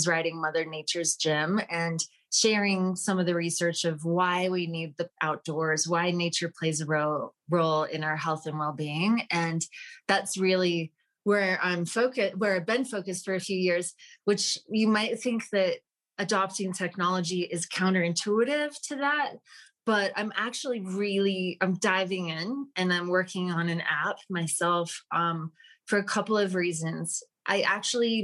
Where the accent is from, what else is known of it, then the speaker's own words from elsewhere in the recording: Utah, United States; moved away; also born or lived in Washington, D.C.; I'm originally from Utah